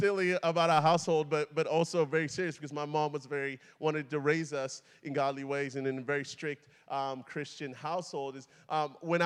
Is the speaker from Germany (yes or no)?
no; DR Congo; also born or lived in Atlanta, Georgia, United States; now in United States; I was born in the Democratic Republic of Congo, Zaire, which is Central Africa. I moved here about 20 years ago with my family